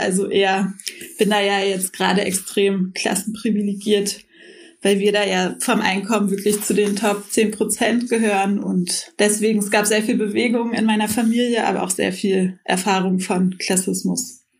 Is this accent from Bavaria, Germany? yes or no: no; Berlin, Germany; ich bin in Kreuzberg aufgewachsen